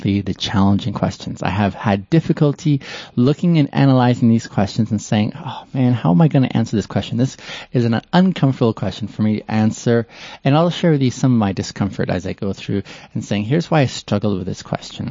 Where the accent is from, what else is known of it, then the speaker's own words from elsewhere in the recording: Canada; moved away as an adult; also born or lived in Ethiopia / Kenya; now in Calgary, Canada; I moved to Canada on the West Coast, and that's where I grew up.